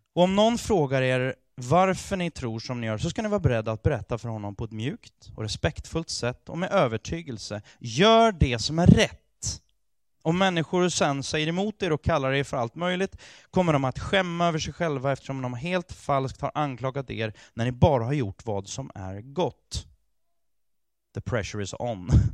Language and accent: Swedish; Sweden; Jag är fullt ut svensk. För jag är född här, jag har ett svenskt pass